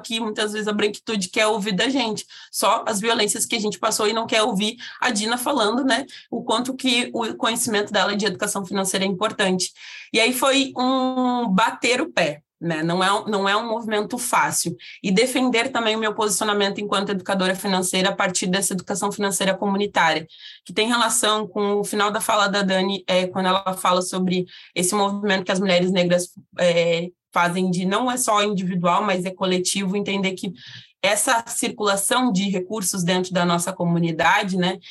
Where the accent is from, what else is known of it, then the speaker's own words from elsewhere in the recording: South Region, Brazil; eu sou uma mulher negra de pele retinta localizada no sul do país